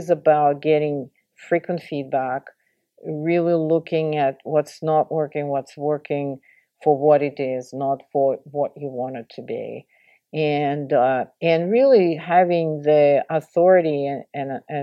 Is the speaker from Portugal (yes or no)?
no; Russia; moved away as an adult; now in United States; I grew up in the Soviet Union and started my career in Russia, I was in school in Russia